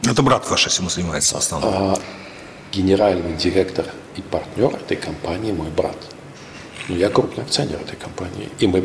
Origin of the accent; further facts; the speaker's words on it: Krasnoyarsk, Krasnoyarsk Krai, Russia; also born or lived in Novosibirsk; в городе Красноярске, в нашем родном я сам родился в Новосибирске, более того, в городке, но мои родители из Красноярска.